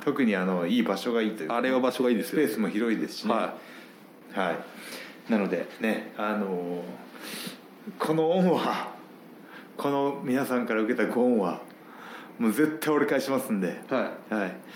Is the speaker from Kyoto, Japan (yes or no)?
no; Gifu, Japan; 僕同じ岐阜県出身